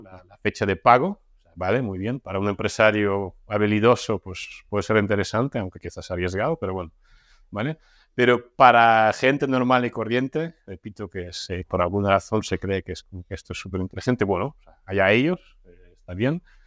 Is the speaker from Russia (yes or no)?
yes; Russia; moved away; yo vengo de Rusia, ¿no? O sea, yo nací en Rusia, viví la mitad de mi vida ahí